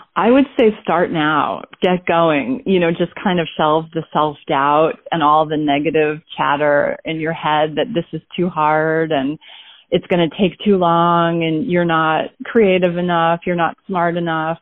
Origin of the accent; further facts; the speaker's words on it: Basking Ridge, New Jersey, United States; I was born in Basking Ridge, New Jersey, or I guess that's where I lived from the time I was about one